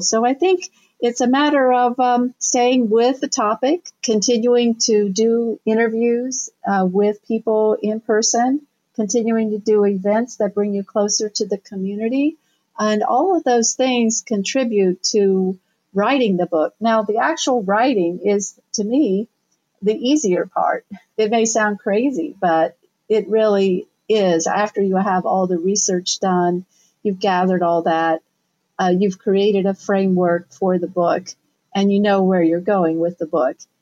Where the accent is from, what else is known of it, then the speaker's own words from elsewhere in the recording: Southern Ohio, United States; moved away as an adult; also born or lived in New York City; I'm originally from Southern Ohio.